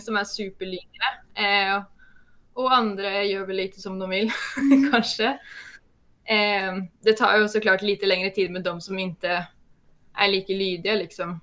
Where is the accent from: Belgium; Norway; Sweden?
Norway; accent: Norwegian; jag är norsk